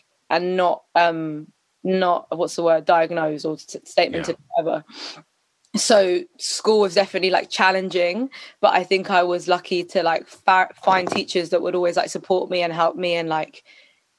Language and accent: English; London, United Kingdom; That's where I was at school and everything